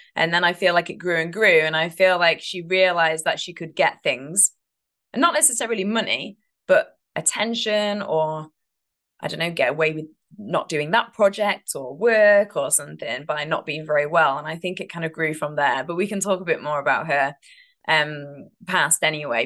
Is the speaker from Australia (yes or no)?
no; United Kingdom; now in United States; I am British